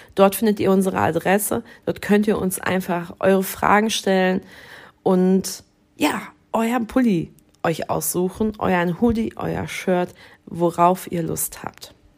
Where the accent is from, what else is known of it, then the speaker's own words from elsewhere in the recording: Dortmund, North Rhine-Westphalia, Germany; moved away as an adult; now in Dithmarschen, Germany; Ich bin gebürtige Dortmunderin